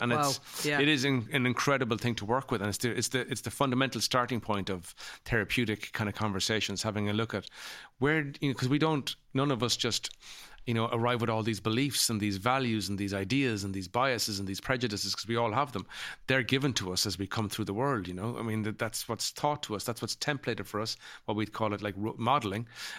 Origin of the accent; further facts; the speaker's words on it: Ireland; my own experience as a child growing u